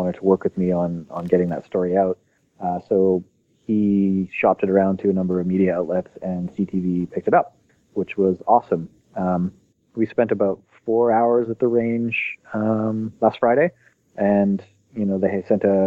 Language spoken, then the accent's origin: English; Canada; I'm just a Canadian that likes to shoot guns